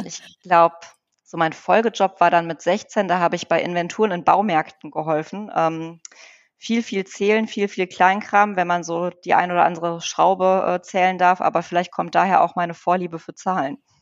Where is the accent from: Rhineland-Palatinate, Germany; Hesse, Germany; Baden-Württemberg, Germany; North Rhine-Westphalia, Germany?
North Rhine-Westphalia, Germany; Wuppertal; moved away as an adult; also born or lived in Poland; now in Bonn, Germany; ich bin ja in Wuppertal geboren äh, und aufgewachsen